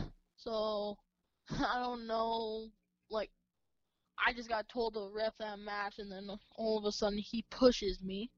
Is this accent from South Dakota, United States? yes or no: yes; Vermillion, South Dakota, United States; I am 13 years old. And I am from Vermilion, South Dakota.